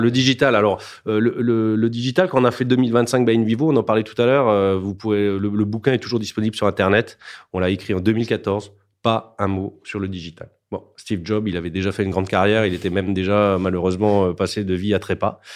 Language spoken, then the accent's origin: French; Alsace, Grand Est, France; je suis alsacien